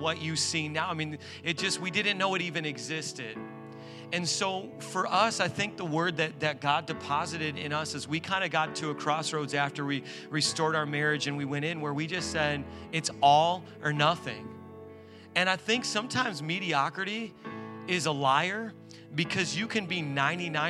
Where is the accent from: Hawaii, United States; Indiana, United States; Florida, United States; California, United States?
Indiana, United States; moved away as an adult; now in New York, United States; We're from Indiana